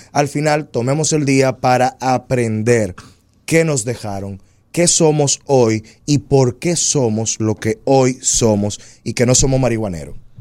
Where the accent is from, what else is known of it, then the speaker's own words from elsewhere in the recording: Dominican Republic; esos somos los dominicanos. Los dominicanos somos una mixtura de razas